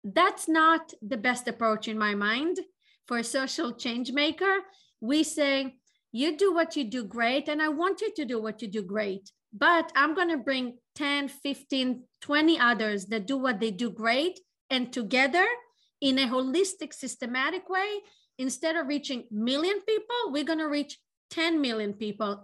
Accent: Israel; moved away as an adult; now in Boston, United States; I was born in Israel

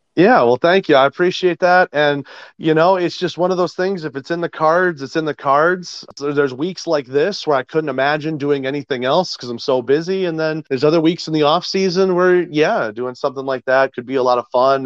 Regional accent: Detroit, Michigan, United States; now in Columbus, United States; growing up in Detroit

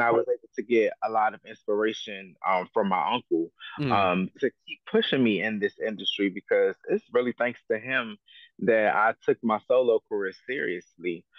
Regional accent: Prince George's County, Maryland, United States; also born or lived in Silver Spring, Montgomery County, Maryland; I was born in um, um Mo County, um, in Holy Cross Hospital in Silver Spring, but I was raised in um Prince George's County, Maryland

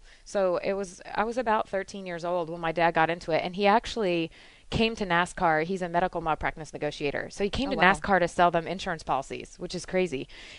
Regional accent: Detroit, Michigan, United States; moved away; No, I grew up in just outside of Detroit, Michigan.

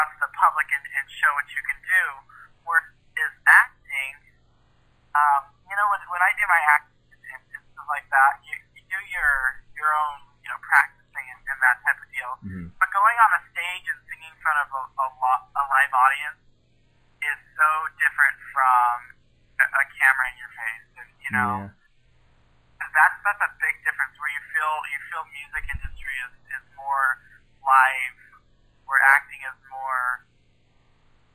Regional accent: Newport, Washington, United States; I'm a country music singer-songwriter from Newport, Washington.

